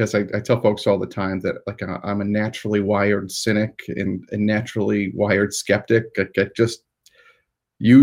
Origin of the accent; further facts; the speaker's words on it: Newcomerstown, Ohio, United States; So I grew up in Newcomerstown, which is all one word. Like, it sounds like it's not, but it's all one word in Tuscarawas County, Ohio